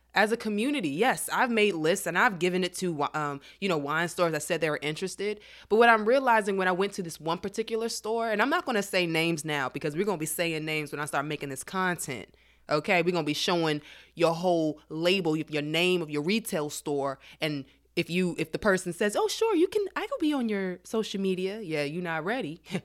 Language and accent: English; DMV area, United States; growing up in the D M V area, D C, Maryland, and Virginia